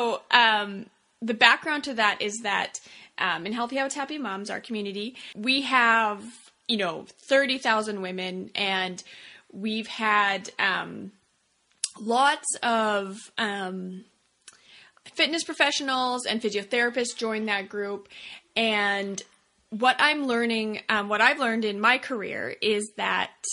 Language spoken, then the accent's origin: English; Saskatoon, Saskatchewan, Canada; what I call my hometown in Saskatoon, Canada.